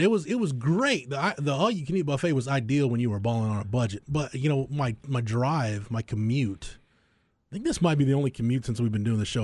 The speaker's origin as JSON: {"language": "English", "town": "Florence", "region": "Texas", "country": "United States", "tie": "born or raised there", "said": "at least my hometown, it's quaint."}